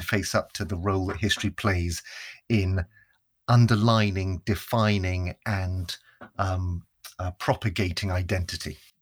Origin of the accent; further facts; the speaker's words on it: Northern Ireland, United Kingdom; also born or lived in England; we moved to Northern Ireland